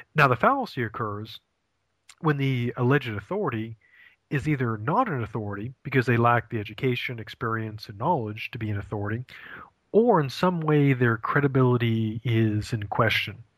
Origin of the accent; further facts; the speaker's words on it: Maine, United States; moved away as an adult; also born or lived in Ohio; I'm originally from from Maine